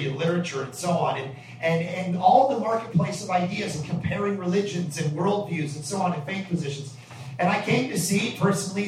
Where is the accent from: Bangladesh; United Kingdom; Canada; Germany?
Canada; Ajax, Ontario; moved away as an adult; now in Vancouver, Canada; We're from Toronto. We're from Ajax.